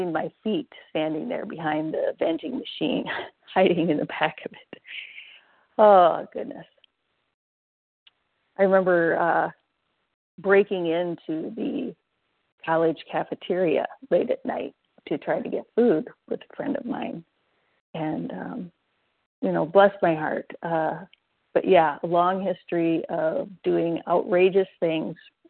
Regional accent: Iowa and Minnesota, Midwest, United States; moved away as an adult; also born or lived in Arkansas; I was born and raised in Iowa and Minnesota

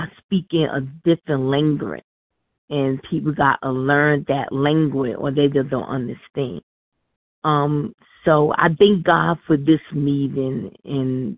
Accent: New York, United States; I'm from New York

